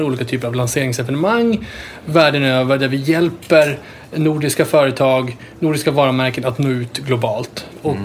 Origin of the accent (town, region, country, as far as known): Sweden